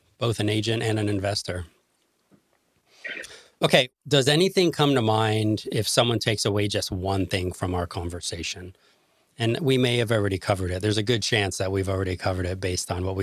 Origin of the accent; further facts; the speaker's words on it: California, United States; now in Illinois, United States; I'm from California and live in Illinois